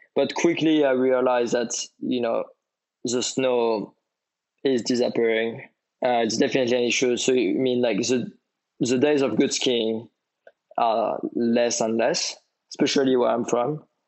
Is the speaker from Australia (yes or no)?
no; French Riviera, Provence-Alpes-Côte d'Azur, France; I grew up on the French Riviera